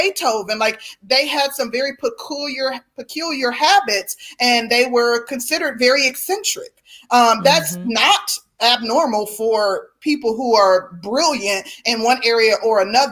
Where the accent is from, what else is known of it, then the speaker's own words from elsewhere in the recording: Milwaukee, Wisconsin, United States; I'm from the Midwest. I'm from Milwaukee, like literally an hour and change outside of Chicago